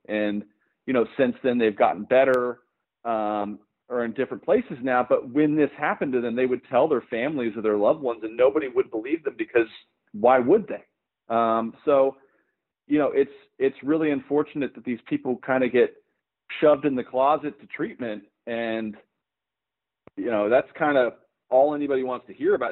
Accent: Oklahoma, United States; I'm from Oklahoma. Um, you know, there's not a lot of uh, film presence here, or, or wasn't when I was growing up.

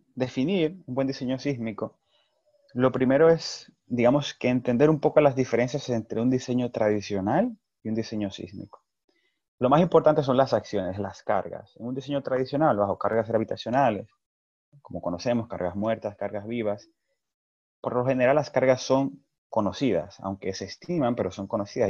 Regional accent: Dominican Republic; como dominicanos

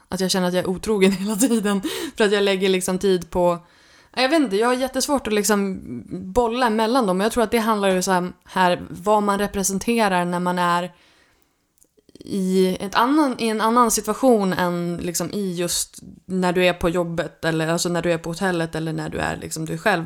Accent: Örnsköldsvik, Västernorrland County, Sweden; moved away as an adult; Jag kommer från Örnsköldsvik från början och har nu flyttat hem till Lövik efter 17 år borta eh, därifrån

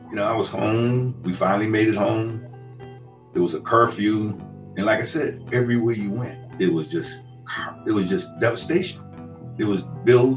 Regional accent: Hartford, Connecticut, United States; That would lift my spirits just to be able to see my hometown

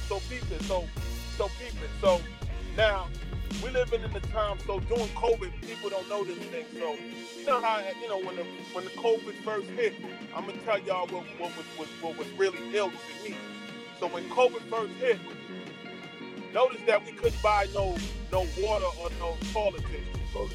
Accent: New York City, New York, United States; I'm originally from Flatbush, Brooklyn

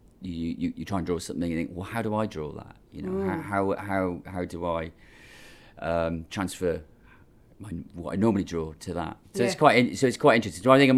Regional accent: Cardiff, Wales, United Kingdom; moved away; Yeah, Cardiff. Cardiff's my hometown.

